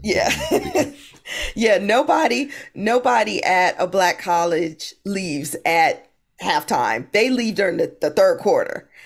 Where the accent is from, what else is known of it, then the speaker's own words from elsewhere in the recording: Hampton, Virginia, United States; I grew up in Hampton, Virginia.